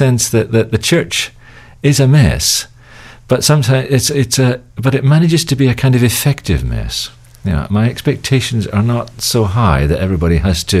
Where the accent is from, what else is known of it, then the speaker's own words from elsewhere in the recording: Belfast, Northern Ireland, United Kingdom; moved away; also born or lived in England / Netherlands / Hong Kong / Los Angeles; We're actually all Scots, but I was raised in Northern Ireland, in Belfast, actually, at the height of the Troubles in the 60s and 70s. And then I was educated in England, and I lived in Holland and Hong Kong and Los Angeles